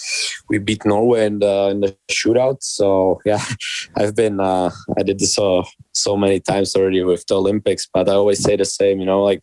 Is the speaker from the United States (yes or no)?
no; Czechia; English is a second language; So when I was born in Czech, obviously like in Czech, hockey is number one sport.